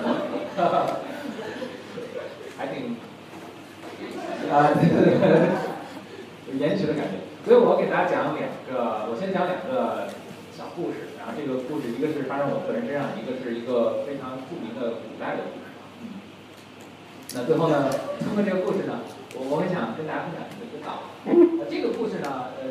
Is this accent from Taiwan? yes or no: no; Beijing, China; 我简单介绍一下自己。我也是北京人